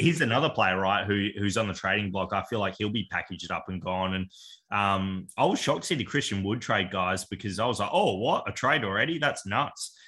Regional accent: Australia; we're from Australia

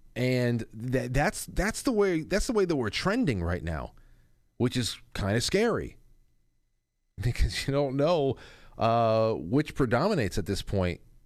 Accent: Westchester, New York, United States; my hometown, right? Ed Sullivan's from over here in Westchester

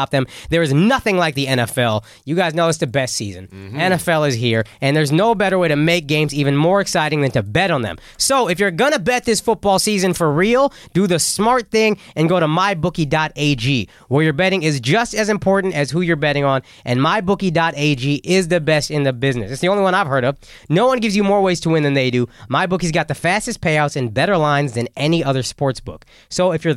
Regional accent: Dallas, Texas, United States; now in New York, United States; I grew up in Dallas

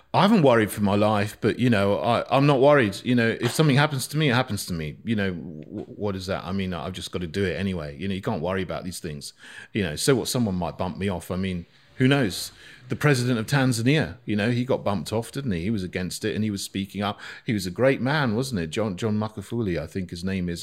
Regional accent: Barnham, South East England, United Kingdom; moved away as an adult; also born or lived in St Andrews; I grew up in a village called Barnham, which is near Bognor Regis

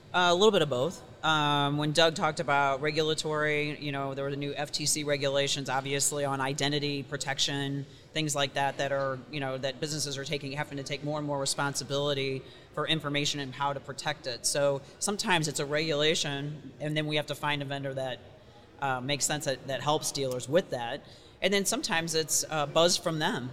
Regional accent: St. Louis, Missouri, United States; moved away as an adult; also born or lived in New York; came back to my hometown of St. Louis.

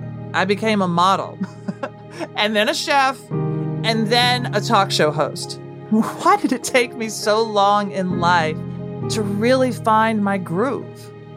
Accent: Nashville, Tennessee, United States; a girl growing up in Nashville

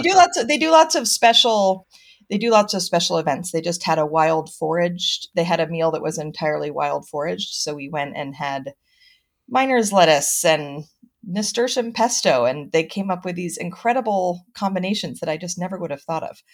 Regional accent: Mendocino County, California, United States; I grew up in Mendocino County, um, have traveled the world, but continue to come back

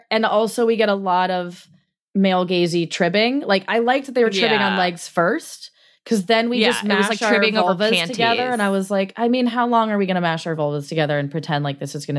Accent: Colorado, United States; I grew up in Colorado, big party school.

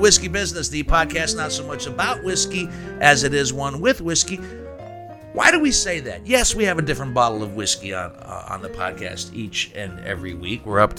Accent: Steubenville, Ohio, United States; I grew up in Steubenville.

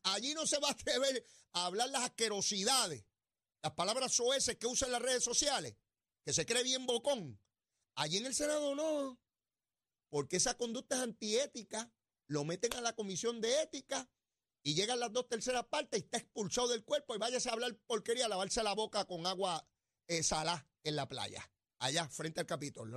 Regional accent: San Juan, Puerto Rico; el barrio donde yo me crié.

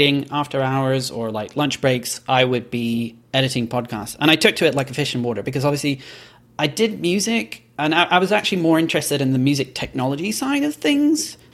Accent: Belgium; moved away as an adult; also born or lived in Edinburgh, Scotland; now in New York, United States; So I'm Scottish, but I was born and grew up in Belgium

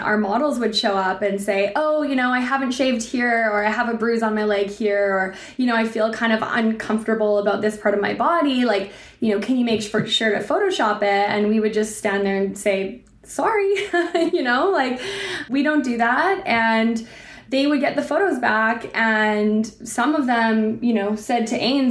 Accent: Yukon, Canada; I grew up in the Yukon, definitely very immersed in nature as well

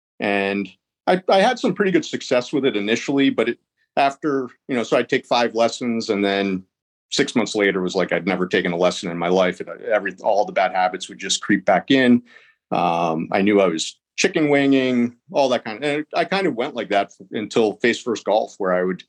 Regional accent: Philadelphia, Pennsylvania, United States; now in Charlotte, United States; I'm in Charlotte, North Carolina. I'm originally from the Philadelphia, Pennsylvania area.

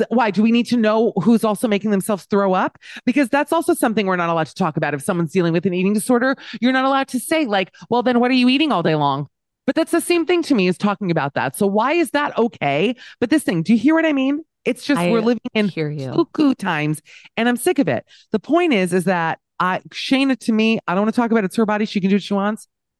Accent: Miami, Florida, United States; No, because listen, I'm from Miami. Let me say this. I'm from Miami. Okay. So I grew up in the Wildensteins of America.

